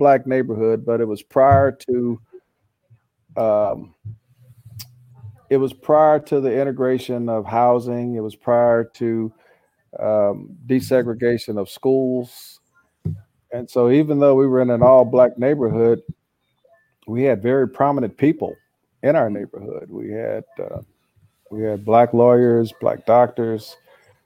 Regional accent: St. Louis, Missouri, United States; also born or lived in Kansas; born and raised in St. Louis

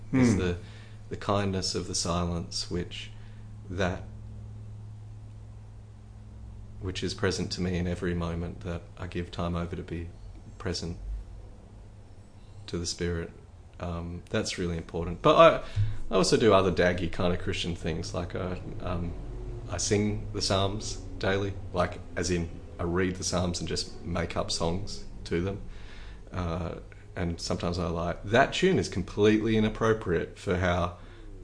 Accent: Australia; I'm Australian

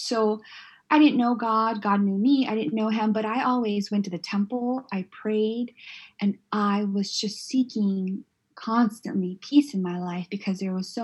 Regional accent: San Diego, California, United States; moved away; I grew up in Southeast San Diego

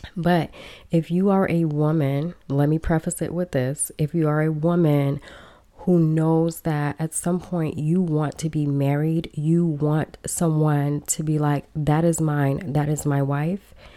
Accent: Chicago, Illinois, United States; born or raised there; first language Belizean Creole; also born or lived in Belize / Los Angeles, California

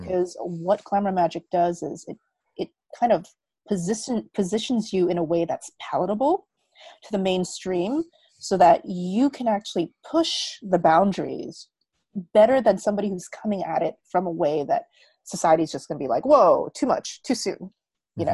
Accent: United States; moved away as an adult; also born or lived in Korea; now in Bali, Indonesia; So I'm Korean American. So I grew up all my life in America.

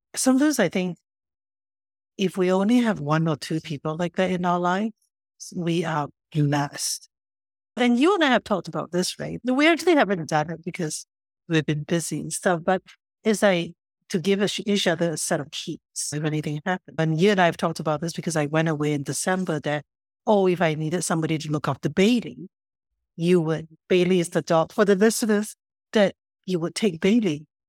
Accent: Singapore; moved away as an adult; now in Vancouver, Canada; where I grew up in Singapore

